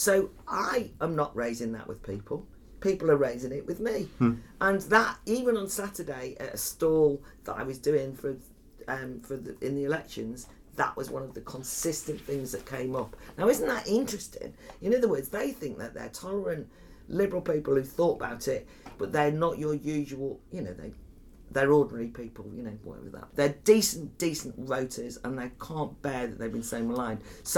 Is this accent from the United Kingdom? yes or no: yes; Wales, United Kingdom; I'm from North Wales, the Flintshire.